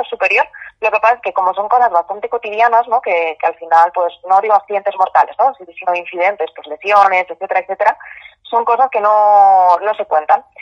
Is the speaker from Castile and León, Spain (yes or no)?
no; Madrid, Community of Madrid, Spain; yo soy de Madrid